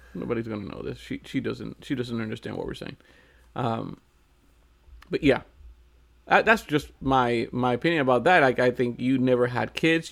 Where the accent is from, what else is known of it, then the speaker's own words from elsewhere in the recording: Puerto Rico; I'm from Puerto Rico